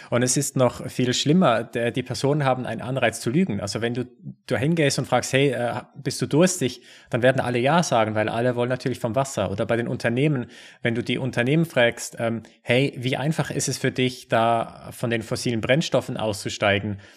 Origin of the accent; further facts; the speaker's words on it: Switzerland; bei uns in der Schweiz